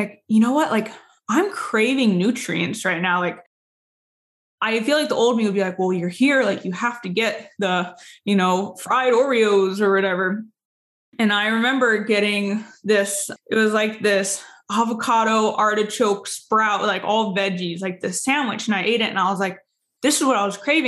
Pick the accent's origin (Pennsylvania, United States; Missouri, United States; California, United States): California, United States; San Diego; moved away; I'm from San Diego